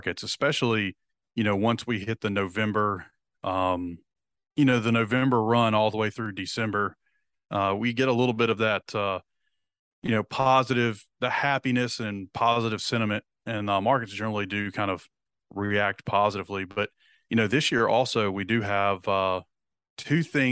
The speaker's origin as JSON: {"language": "English", "region": "the South", "country": "United States", "said": "We're from the South"}